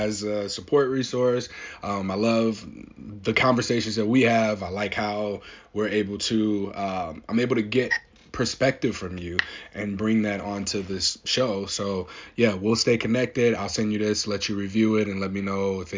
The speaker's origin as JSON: {"language": "English", "town": "St. Louis", "region": "Missouri", "country": "United States", "moved": "yes", "lives_now": "Portland, United States", "said": "I live in Portland, Oregon. I'm from St. Louis, Missouri."}